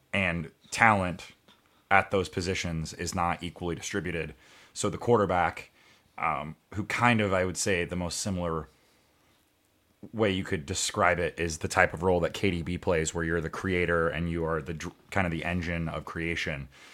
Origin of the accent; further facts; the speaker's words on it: United States; as an American